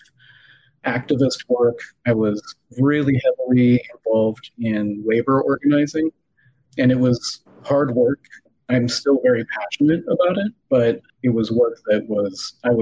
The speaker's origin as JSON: {"language": "English", "region": "Illinois", "country": "United States", "tie": "born or raised there", "moved": "as an adult", "lives_now": "Palm Beach County, Florida, United States", "said": "I grew up in the Quad Cities, so about 2 hours north, 2.5"}